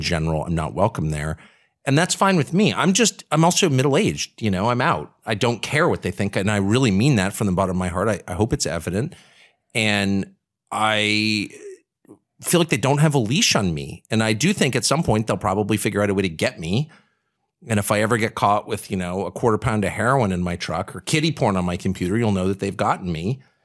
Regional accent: Washington, District of Columbia, United States; I'm from Washington. You know, I spent my whole life in Washington

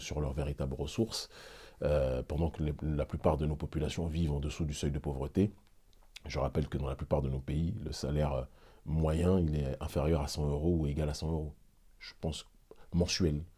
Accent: Île-de-France, France; moved away as an adult; also born or lived in Benin; Je suis né en France et je ne le renierai jamais

